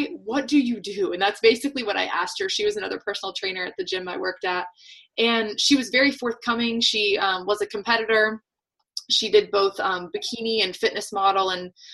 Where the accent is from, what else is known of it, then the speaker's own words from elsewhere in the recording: Atlanta, Georgia, United States; now in New Hampshire, United States; I live in New Hampshire now. I'm originally born and raised in Atlanta, Georgia.